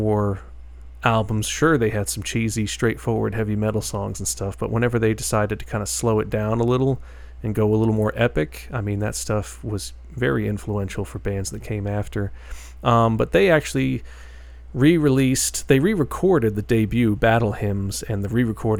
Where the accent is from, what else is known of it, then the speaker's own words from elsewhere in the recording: New York, United States; out of New York, my home state